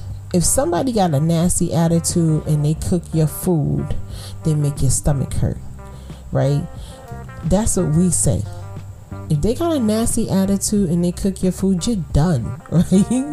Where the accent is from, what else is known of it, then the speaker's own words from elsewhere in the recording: New York City, New York, United States; I'm from Brooklyn.